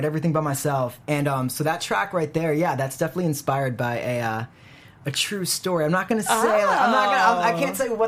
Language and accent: English; Providence, Rhode Island, United States; now in Los Angeles, United States; We're both from the Northeast, Rhode Island